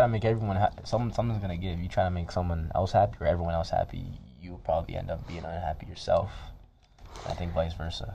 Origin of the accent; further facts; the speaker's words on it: Toronto, Ontario, Canada; now in Edmonton, Canada; we're both from the Toronto area